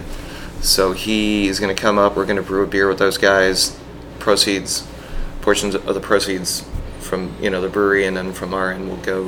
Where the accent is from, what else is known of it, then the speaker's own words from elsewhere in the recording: Glenside, Pennsylvania, United States; now in Portland, United States; I'm from 5 minutes outside of Philly